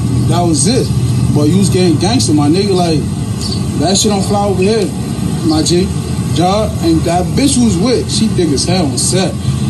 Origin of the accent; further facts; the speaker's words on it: Irvington, New Jersey, United States; I'm from Irvington, New Jersey, my nigga.